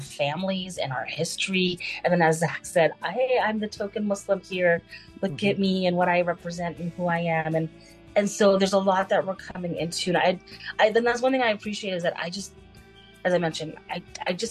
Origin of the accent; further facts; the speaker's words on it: Texas, United States; also born or lived in Canada; now in Los Angeles, United States; I was born in Canada, raised in Texas, and now living in LA.